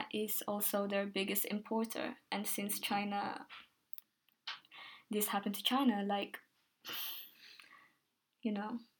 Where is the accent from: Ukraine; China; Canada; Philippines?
Philippines; born there; I'm Filipino in a way, so originally I was born in Philippines